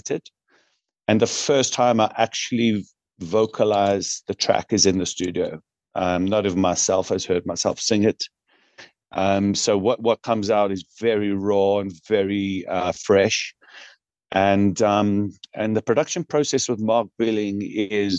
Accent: Newcastle upon Tyne, North East England, United Kingdom; now in South Africa; I'm originally from Newcastle upon Tyne

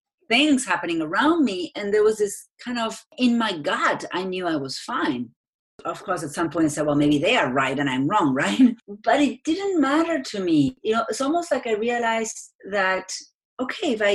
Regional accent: Argentina; English is a second language; moved away; I'm from Argentina. That's where my accent is from.

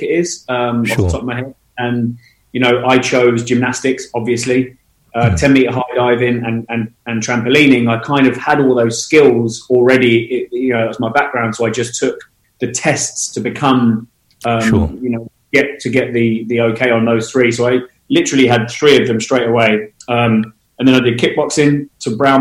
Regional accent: Portsmouth, South East England, United Kingdom; moved away as an adult; now in London, United Kingdom; I grew up in the UK. I was born in Portsmouth on the south coast, and I've been living in London now since I was 19

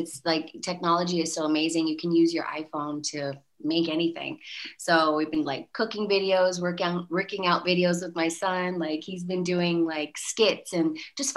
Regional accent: Los Angeles, California, United States; moved away as an adult; also born or lived in Enoch Cree Nation, Alberta, Canada; now in Alberta, Canada; I was born here, but I was raised, I grew up in Los Angeles, California, from 8 years old to about a year ago, I moved back home

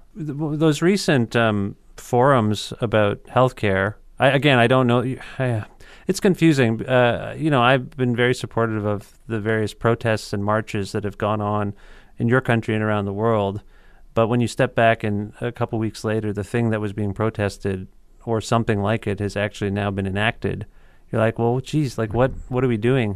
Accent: Canada; as a Canadian

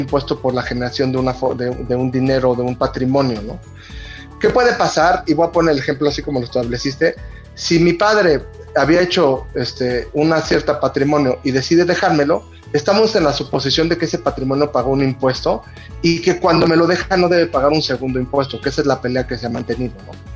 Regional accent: Mexico

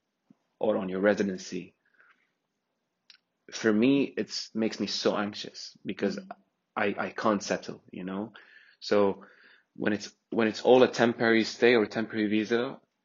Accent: Syria; moved away as an adult; also born or lived in Egypt; I'm from Syria.

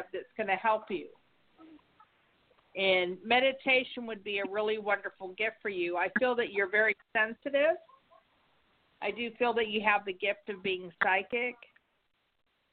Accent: Pennsylvania, United States; now in Florida, United States; I'm from Pennsylvania

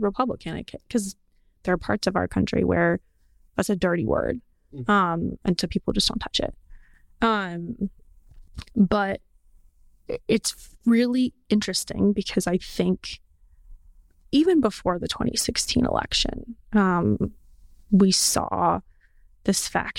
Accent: Portland, United States; And I think this is like a lot of people where I think about where I grew up in Portland.

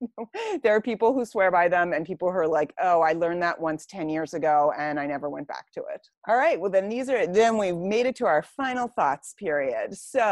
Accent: Pittsburgh, Pennsylvania, United States; So I grew up in Stanton Heights.

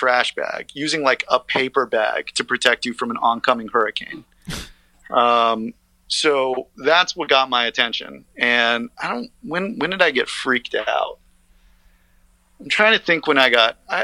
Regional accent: Las Vegas, Nevada, United States; now in Brooklyn, United States; my hometown

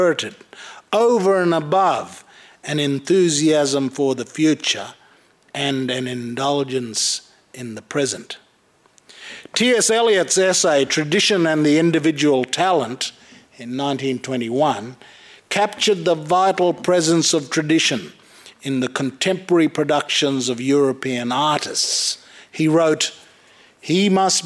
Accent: Cape York, North Queensland, Australia; I'm an Australian, but I'm a Queenslander, and I'm a North Queenslander, and I'm a Cape Yorker, and I'm a Lutheran, and I'm a Gugyimadir person, but I'm from Bakarmoko

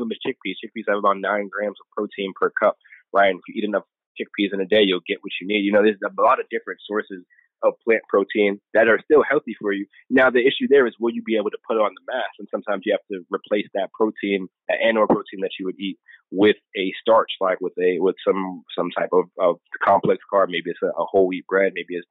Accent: New York, United States; So growing up in New York, man, you love sandwich.

